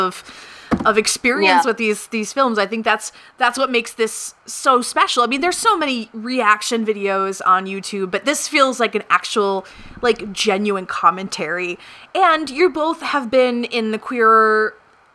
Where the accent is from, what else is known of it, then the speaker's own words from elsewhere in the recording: Detroit, Michigan, United States; now in South Carolina, United States; I'm from the Detroit area